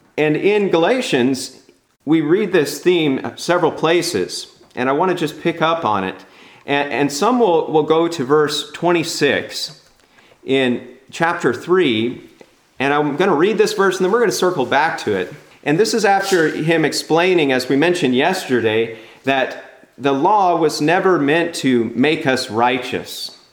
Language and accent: English; California, United States; I'm from California